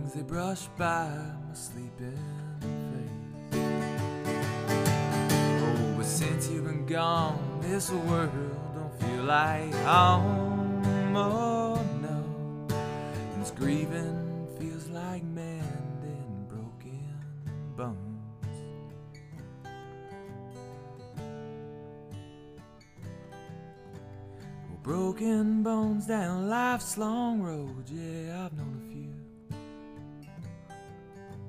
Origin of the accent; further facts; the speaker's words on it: about an hour outside of Pittsburgh, Western Pennsylvania, United States; moved away as an adult; now in Nashville, United States; I'm from Western Pennsylvania originally.